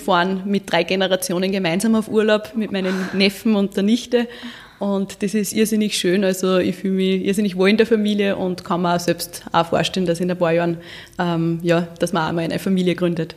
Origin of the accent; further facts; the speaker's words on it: Walding, Urfahr-Umgebung district, Upper Austria, Austria; bin auf einem Bauernhof groß geworden in Weiding im Bezirk mhm. Urf Umgebung